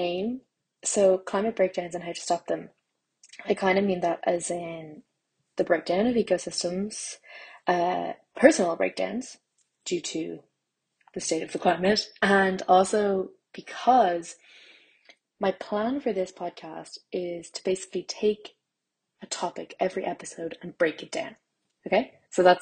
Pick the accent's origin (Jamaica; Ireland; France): Ireland; I'm Irish and I'm a plant scientist